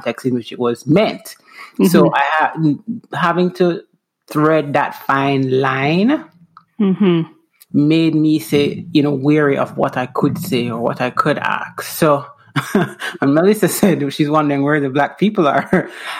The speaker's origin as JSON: {"language": "English", "country": "Jamaica", "also_born_or_lived": "Houston / Seattle", "moved": "as an adult", "lives_now": "Washington, United States", "said": "I'm from Jamaica"}